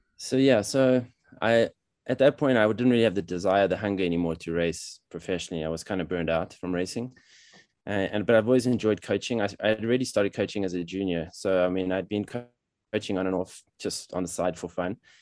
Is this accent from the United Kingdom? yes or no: no; South Africa; moved away as an adult; also born or lived in Paris, France; now in Colorado, United States; I was born in South Africa, but my parents are European, French, and German. So I grew up in South Africa